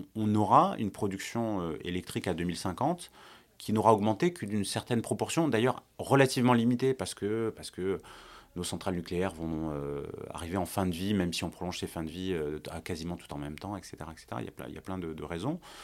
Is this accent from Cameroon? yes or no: no; France; en tant que, en tant que Français